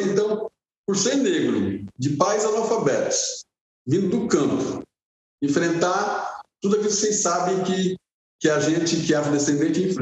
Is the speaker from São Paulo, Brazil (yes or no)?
yes; Guarulhos, São Paulo, Brazil; pô, sou de Guarulhos, sou de Guarulhos, sou, sou de Pimenta, sou de Guarulhos.